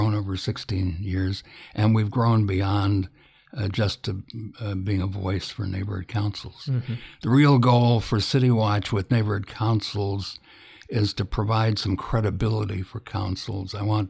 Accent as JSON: {"language": "English", "region": "Illinois", "country": "United States", "moved": "as an adult", "said": "I'm from the Midwest, was born in Illinois about 1,000 years ago, and spent and left the absolute minute that I could get out."}